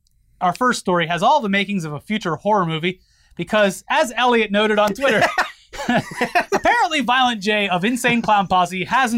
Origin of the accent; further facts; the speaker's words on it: Florida, United States; I weep for my home state.